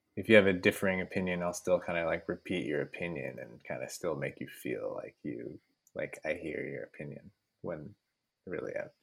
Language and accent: English; San Francisco, California, United States; I grew up in San Francisco, and my parents grew up in San Francisco